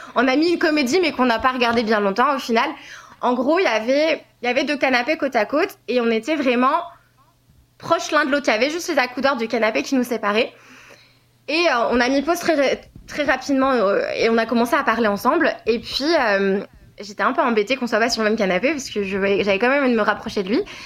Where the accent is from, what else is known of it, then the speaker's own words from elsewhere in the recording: France; je suis française